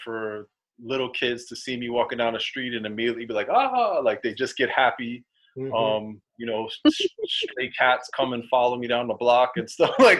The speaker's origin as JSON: {"language": "English", "town": "New York City", "region": "New York", "country": "United States", "tie": "born or raised there", "said": "Growing up in New York City"}